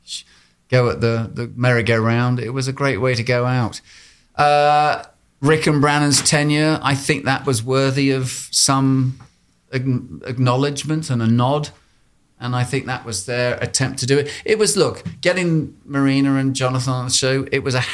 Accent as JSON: {"language": "English", "region": "England", "country": "United Kingdom", "tie": "born or raised there", "said": "I grew up in England at a time when we were being bombed quite regularly by the IRA"}